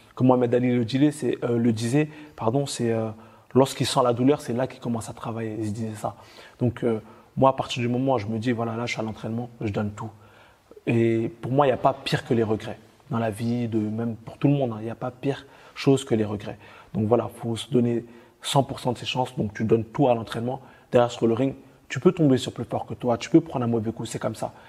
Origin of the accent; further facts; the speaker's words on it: France; on est beaucoup de Français